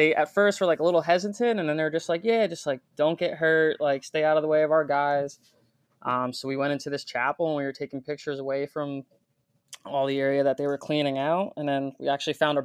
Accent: Pennsylvania, United States; I'm from Pennsylvania

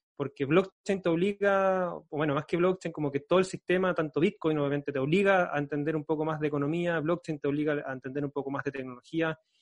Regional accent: Concepción, Biobío, Chile; yo soy de Concepción, queda como a 5 o 6 horas de viaje en, en, en, auto.

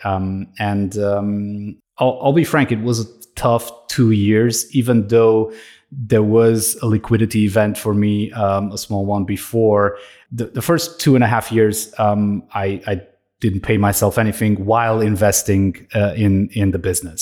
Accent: Romania; now in Austria; I'm originally from Romania. I'm living in Austria.

